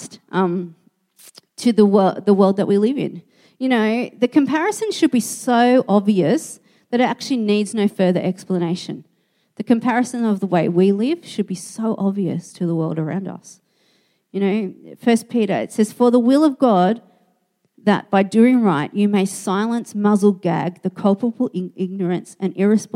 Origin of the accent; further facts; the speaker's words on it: Australia; I was an Australian